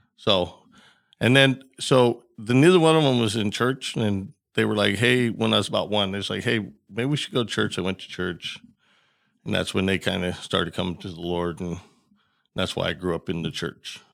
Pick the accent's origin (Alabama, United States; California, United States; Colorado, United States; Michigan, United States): Colorado, United States; Bailey; I grew up in Bailey, Colorado, um, and it's a real small town.